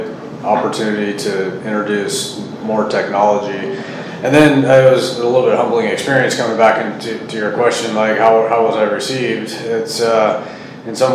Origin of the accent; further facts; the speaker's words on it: Salinas, California, United States; I grew up in Salinas and grew up around all these ag operations